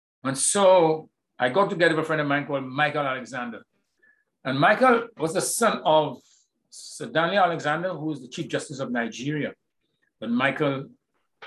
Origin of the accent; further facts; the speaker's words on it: Castries, St. Lucia; I grew up in the middle of Castries